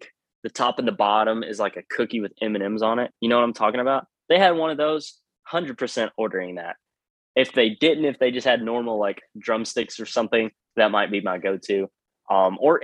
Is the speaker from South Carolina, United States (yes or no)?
no; Paris, Tennessee, United States; I grew up in Paris, Tennessee